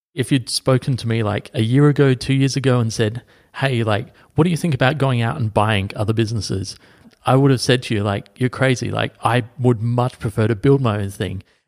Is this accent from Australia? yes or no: yes; Adelaide, South Australia, Australia; my hometown of Adelaide